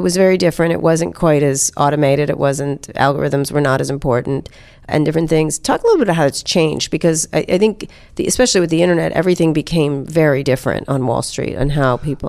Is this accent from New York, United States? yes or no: yes; Roslyn Harbor, New York, United States; grew up in Roslyn Harbor.